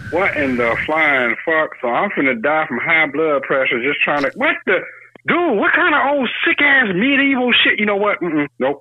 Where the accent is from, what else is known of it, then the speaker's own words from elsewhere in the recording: Detroit, Michigan, United States; we're from Detroit